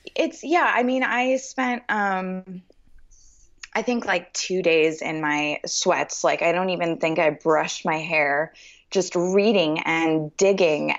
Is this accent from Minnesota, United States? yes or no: no; Los Angeles, California, United States; now in Nashville, United States; I grew up in Los Angeles. I was born and raised there.